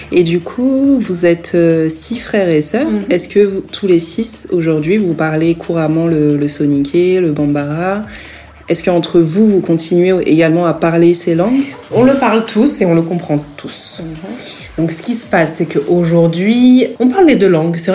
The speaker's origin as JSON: {"language": "French", "town": "Franconville", "region": "Île-de-France", "country": "France", "tie": "born or raised there", "also_born_or_lived": "Paris / Herblay, Val d'Oise", "moved": "as an adult", "lives_now": "Abidjan, Côte d'Ivoire", "said": "mes parents ont déménagé pour Franconville, dans le Val d'Oise. Et donc, euh, j'ai passé une bonne partie de, mon enfance et de ma scolarité euh, là-bas, jusqu'au collège. Ensuite, euh, nous avons déménagé à Erani, toujours dans le Val d'Oise"}